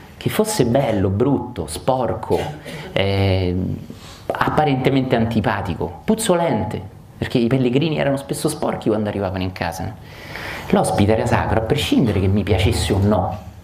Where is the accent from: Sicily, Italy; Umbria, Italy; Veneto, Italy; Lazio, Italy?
Lazio, Italy; Rome; io che sono romano